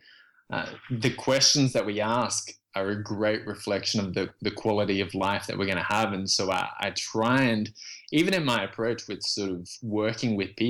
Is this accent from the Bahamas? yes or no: no; Australia; moved away as an adult; also born or lived in Vietnam / Indonesia / Canada / Texas; I was born in Vietnam and then left as a refugee and fled the country with my parents. We made it to a refugee camp in Indonesia, where we stayed for a year, and then from there we got accepted into Australia